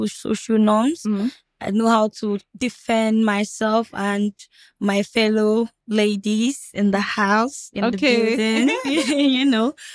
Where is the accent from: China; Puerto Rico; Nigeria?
Nigeria; Kebbi State; now in Lagos, Nigeria; I'm from Kebbi State. I'm a Fulani girl